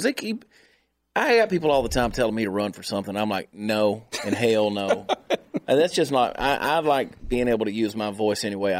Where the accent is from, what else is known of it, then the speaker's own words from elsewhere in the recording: Georgia, United States; moved away; Had she been elected governor of Georgia, which is my home state, where I grew up, my family's still there. That's why I was coming back, because I felt it important. That's still home to me in a big way.